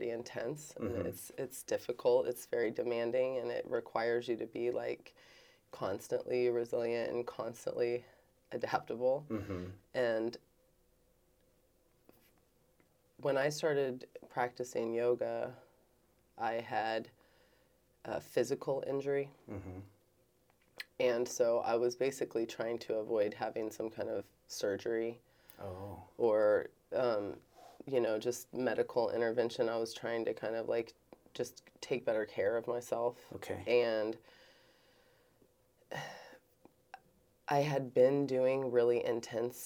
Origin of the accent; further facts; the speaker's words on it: Kansas City, Missouri, United States; I grew up here in Kansas City